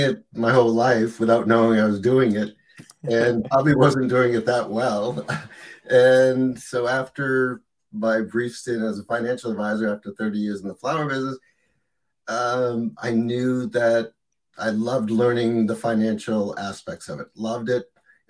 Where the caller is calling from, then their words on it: Portland, Maine, United States; I'm in Portland, Maine, and it's about 41 degrees here, which we've had a pretty mild winter.